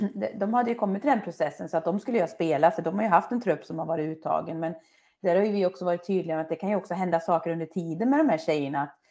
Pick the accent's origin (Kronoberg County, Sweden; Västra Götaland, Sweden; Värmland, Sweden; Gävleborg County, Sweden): Västra Götaland, Sweden; Töreboda; moved away; also born or lived in Dalarna; i Töreboda då, där jag är uppvuxen